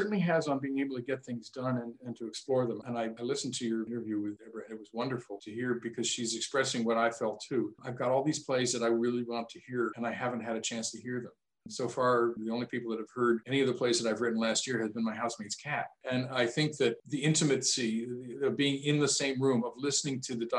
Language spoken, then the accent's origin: English; Michigan, United States; where I grew up, as you can probably tell a little bit by my accent, I was influenced by living close to Canada and finding out about that different part of the world too, as well, spending years in Northern Michigan.